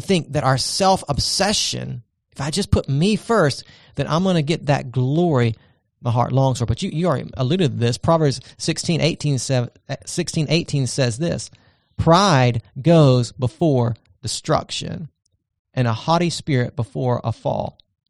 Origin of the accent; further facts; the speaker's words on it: Charleston, South Carolina, United States; look at where I came from. I'm a Charlestonian, I'm a Southerner, I'm a whatever it might be.